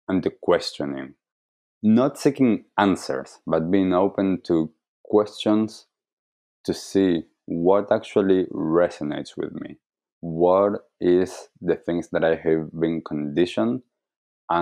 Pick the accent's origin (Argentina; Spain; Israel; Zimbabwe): Argentina; I grew up in Argentina